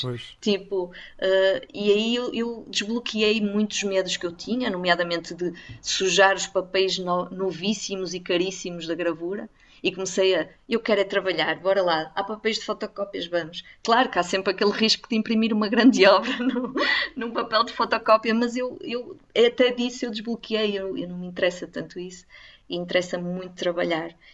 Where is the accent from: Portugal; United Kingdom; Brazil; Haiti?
Portugal; the North, Northern Portugal; Eu, eu, eu sou do Norte e estou a ficar aqui pelo Norte